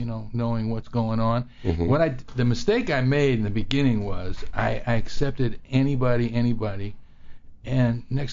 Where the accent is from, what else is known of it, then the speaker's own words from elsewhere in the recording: New York, United States; I grew up in New York